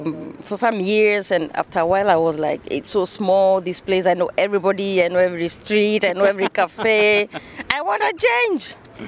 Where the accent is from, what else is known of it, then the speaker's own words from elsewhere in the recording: Embu, Embu County, Kenya; moved away as an adult; also born or lived in Utrecht, Netherlands / Amsterdam, Netherlands; now in The Hague, Netherlands; I was born and raised in Kenya, in Embu.